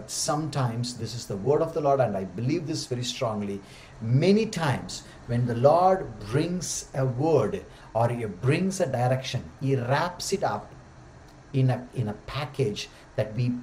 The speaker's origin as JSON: {"language": "English", "region": "Tamil Nadu", "country": "India", "tie": "born or raised there", "also_born_or_lived": "Pune", "first_language": "Tamil", "second_language": "English", "moved": "as an adult", "said": "I never traveled outside Tamil Nadu. So when I went to do my DTS, Discipleship Training School, I felt I was a foreigner in my own country, because the frontier that I crossed until the age of 24 was Katpadi to Chittur"}